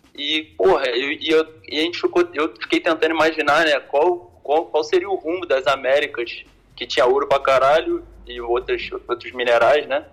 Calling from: Rio de Janeiro, Brazil; eu falo do da Zona Norte

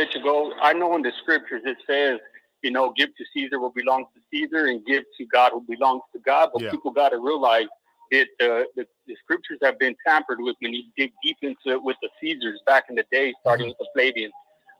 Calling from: Northern Idaho, United States; I'm calling in from Northern Idaho.

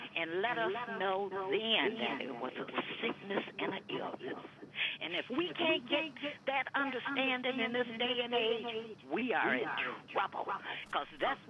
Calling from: Cleveland, Ohio, United States; from Cleveland.

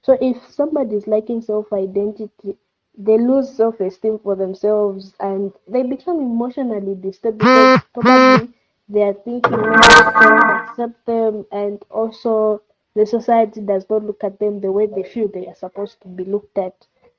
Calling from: Solwezi, North-Western Province, Zambia; I'm speaking from Solwezi.

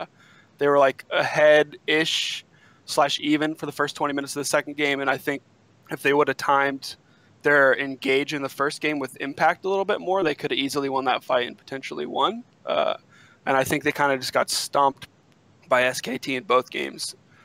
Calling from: Santa Cruz, California, United States; Calling from Santa Cruz.

